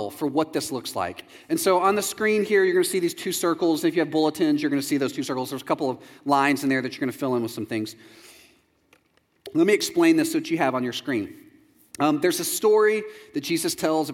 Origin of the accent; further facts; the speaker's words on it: Texas, United States; moved away as an adult; also born or lived in Chicago; I'm from Texas